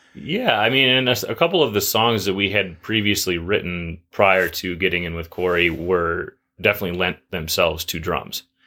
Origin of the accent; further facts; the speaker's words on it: Juneau, Alaska, United States; moved away as an adult; now in Bozeman, United States; I grew up in Juneau